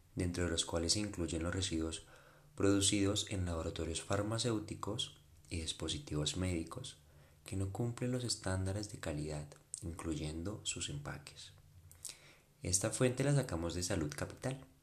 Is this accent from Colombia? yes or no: yes; Colombia; also born or lived in Bogotá; mi país, en Colombia.